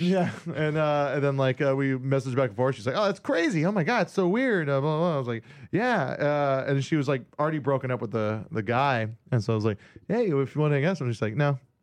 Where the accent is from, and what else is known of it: Hawaii, United States; born or raised there; moved away